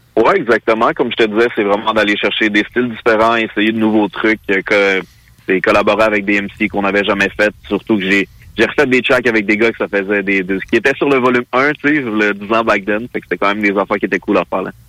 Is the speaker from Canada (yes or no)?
yes; Mirabel, Quebec, Canada; Je viens de euh, Mirabel